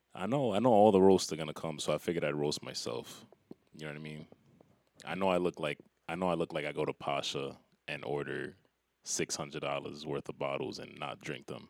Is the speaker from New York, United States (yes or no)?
yes; New York, United States; I'm from New York.